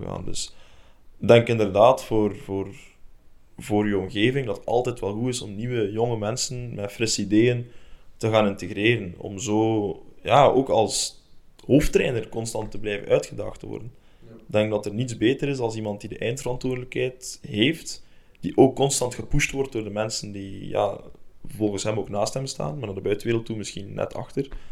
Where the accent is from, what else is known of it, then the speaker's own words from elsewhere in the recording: Belgium; now in Denmark; wij eigenlijk als Belgen